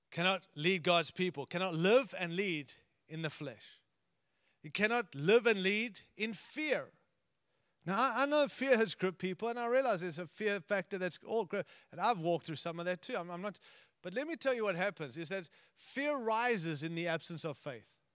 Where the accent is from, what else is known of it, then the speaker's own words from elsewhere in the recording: United States; I'm American